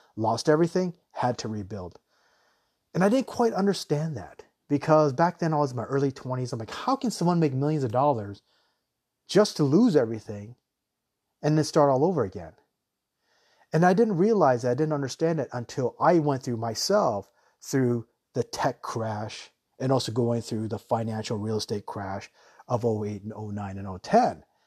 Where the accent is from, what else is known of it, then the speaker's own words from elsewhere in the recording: United States; now in Thailand; I myself, I'm an American